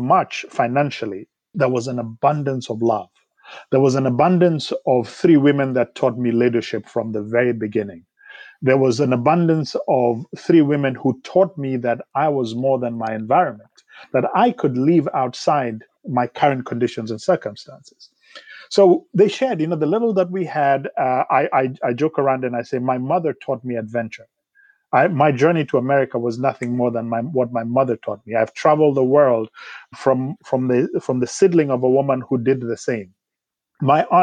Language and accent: English; Kenya; moved away as an adult; now in United States; I grew up in Kenya